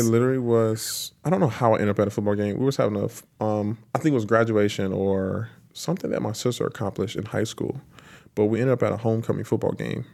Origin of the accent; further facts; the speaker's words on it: Lancaster, South Carolina, United States; moved away as an adult; now in Tampa, United States; I was born and raised in Lancaster